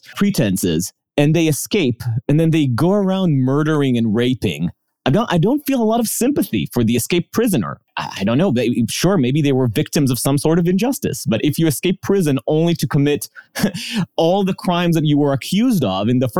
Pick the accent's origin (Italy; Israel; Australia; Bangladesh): Israel; accent: shawarma accent; moved away; also born or lived in New York, United States; Born in New York, actually, but raised in Israel.